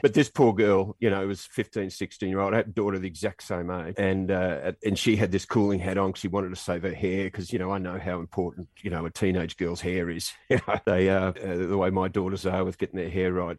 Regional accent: Australia; moved away as an adult; being Australian and being on the basketball team as well

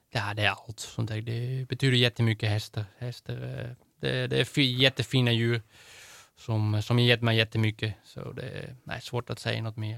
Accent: Netherlands; Swedish is a second language; now in Sweden; mitt hemland, så det är, jag är holländare och jag kommer alltid vara holländare

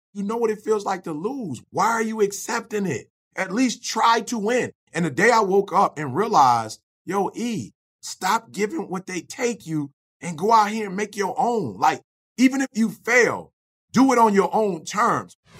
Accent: Detroit, Michigan, United States; also born or lived in Chicago; I think about five, my mom moved to Detroit, took a job with Ford Motor Company.

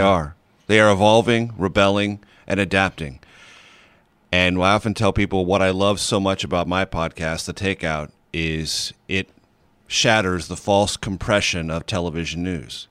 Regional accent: San Diego, California, United States; moved away as an adult; also born or lived in Missouri; growing up in San Diego, very close to paradise on planet Earth

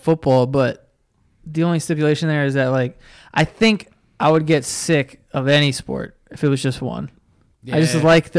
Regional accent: Canada; I am from Canada, and I'm a Ravens and Rockets fan.

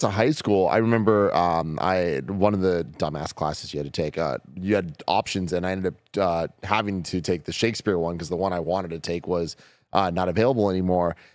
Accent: San Francisco, California, United States; I'm born and raised in San Francisco

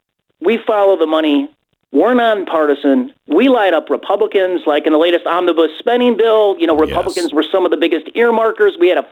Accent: Illinois, United States; Well, Glenn, I'm from Illinois. It is the Super Bowl of corruption, as everybody understands. And in Illinois, we're used to our politicians double-dipping the public trough.

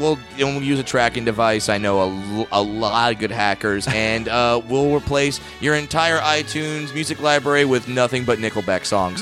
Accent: near Irvine, California, United States; Irvine, California, near my hometown

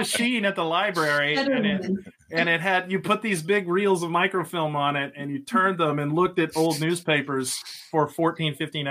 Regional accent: Dallas, Texas, United States; moved away as an adult; also born or lived in Lubbock, Texas; now in Pennsylvania, United States; So I grew up in Texas, lived the early part of my life out near Lubbock in the middle of nowhere. And then my parents moved to Dallas in 1979. And I went to school there, met my wife there.

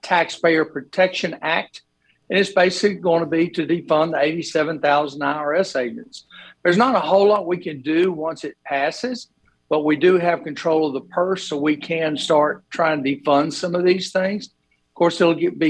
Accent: Sylacauga, Alabama, United States; I grew up in Sylacauga myself, so you know, I'm part of that hometown group up there

